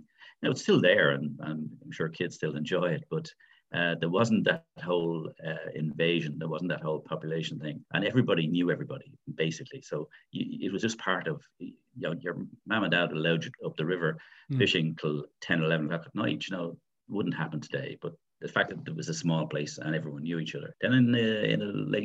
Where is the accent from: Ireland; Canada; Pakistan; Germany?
Ireland; Dublin, Leinster; So I'm from Tala.